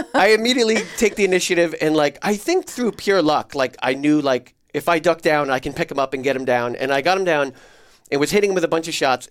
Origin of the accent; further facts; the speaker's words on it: New Jersey, United States; moved away; I grew up in New Jersey in the nineties